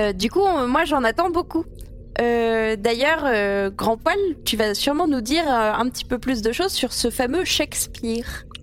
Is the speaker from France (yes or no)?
yes; France; il est apparu chez nous en France